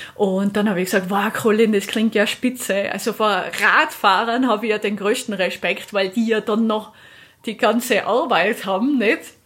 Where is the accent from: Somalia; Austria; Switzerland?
Austria; ich bin jetzt hier in Italien als Österreicherin